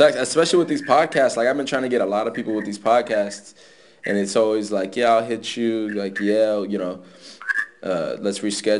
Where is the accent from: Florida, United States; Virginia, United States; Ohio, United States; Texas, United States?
Florida, United States; I'm from Florida, but I was never like in the country